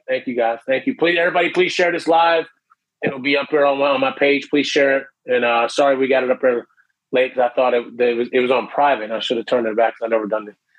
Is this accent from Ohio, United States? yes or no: yes; Canton, Ohio, United States; moved away as an adult; now in Orlando, United States; I'm from Ohio originally, Canton, Ohio